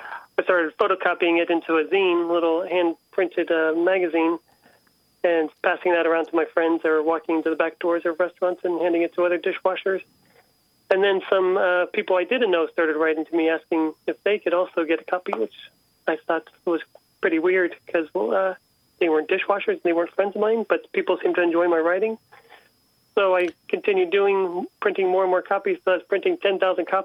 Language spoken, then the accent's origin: English; San Francisco, California, United States; Growing up in San Francisco